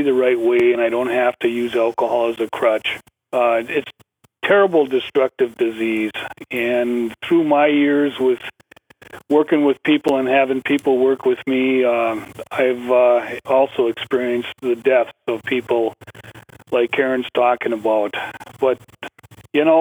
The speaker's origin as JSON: {"language": "English", "town": "Ashland", "region": "Wisconsin", "country": "United States", "said": "I'm from Ashland, Wisconsin, way up north in northern"}